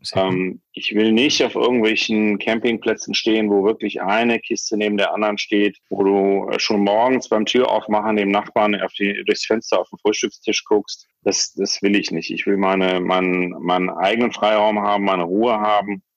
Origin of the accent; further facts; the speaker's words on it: Bonn, North Rhine-Westphalia, Germany; ich bin 55 Jahre alt, komme aus Bonn, lebe hier im wunderschönen Ortsteil Mehle mit Blick aufs wunderschöne Siebengebirge, bin äh, meiner Heimatstadt Bonn auch sehr verbunden